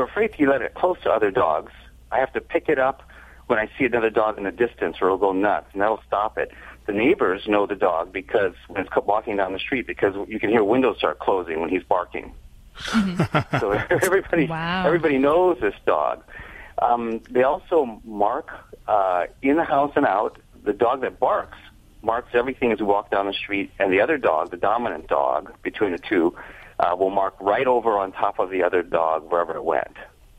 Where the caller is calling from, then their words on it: Santa Barbara, California, United States; I'm Santa Barbara, California.